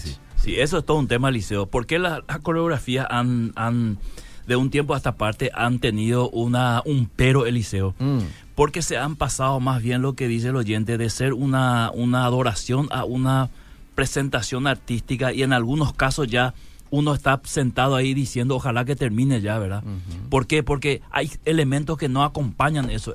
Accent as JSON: {"language": "Spanish", "country": "Paraguay"}